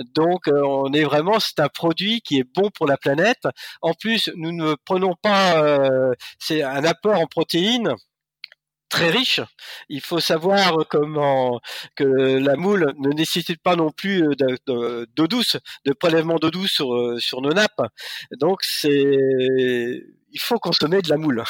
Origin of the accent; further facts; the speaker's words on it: Normandy, France; je suis normand